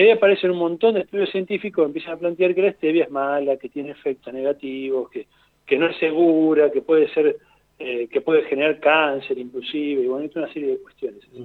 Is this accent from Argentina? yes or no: yes; Argentina; somos países vecinos del Paraguay